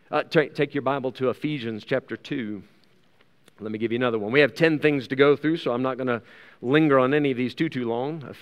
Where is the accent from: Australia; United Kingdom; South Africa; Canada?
South Africa; As a South African citizen, this comes with certain rights and privileges that are not afforded, uh, afforded to outsiders and to foreigners.